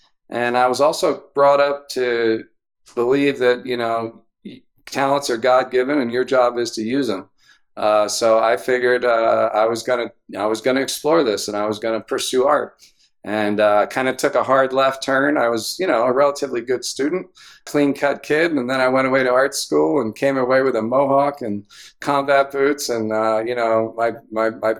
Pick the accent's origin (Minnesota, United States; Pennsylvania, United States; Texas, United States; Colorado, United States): Pennsylvania, United States; Philadelphia; moved away as an adult; also born or lived in Havertown, Pennsylvania / Exton, Pennsylvania / Syracuse, New York; I grew up in the western suburbs of Philadelphia. I was born in Havertown